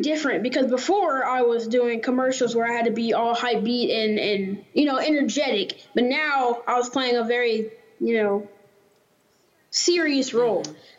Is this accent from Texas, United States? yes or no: yes; Fresno, Texas, United States; I was born here in Fresno, Texas, and been here, living here all my life.